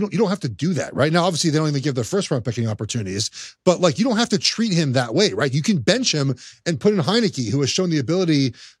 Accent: Los Angeles, California, United States; I'm from Los Angeles

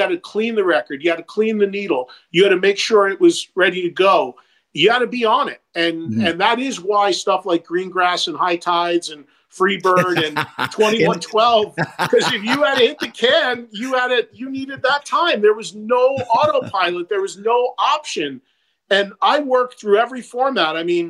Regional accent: New Jersey, United States; my hometown in New Jersey has three colleges in it

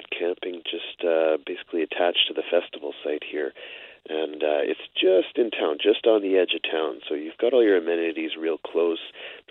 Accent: Ste. Anne / La Broquerie, Manitoba, Canada; now in Winnipeg, Canada; I live in Winnipeg, Wilson area, specific, and I grew up around St. Anne in Labrocque.

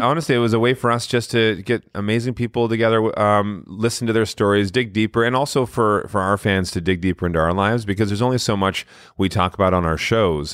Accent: Canada; we grew up in Canada

